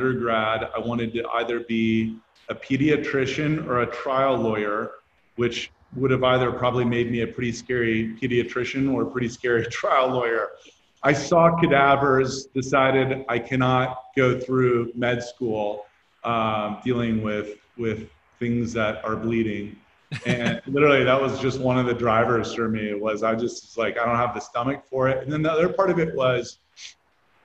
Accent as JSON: {"language": "English", "town": "Columbus", "region": "Ohio", "country": "United States", "tie": "born or raised there", "also_born_or_lived": "Texas / Indiana / Denver, Colorado", "moved": "as an adult", "said": "was raised in Ohio. I grew up in Columbus, Ohio"}